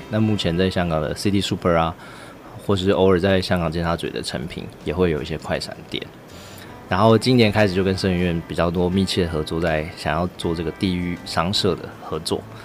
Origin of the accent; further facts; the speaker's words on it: Hualien, Hualien County, Taiwan; 像我自己是在花莲长大，我在七星潭玩的时候，只会看到海面上有一些网子跟浮丘